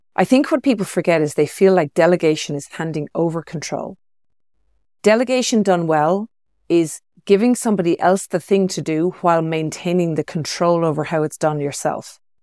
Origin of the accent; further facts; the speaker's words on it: Ireland; moved away as an adult; also born or lived in Sydney, Australia; now in Chamonix, France; being Irish background, I grew up with that, so we call it soft rain. And uh, yeah. I, I moved away from that about twenty years ago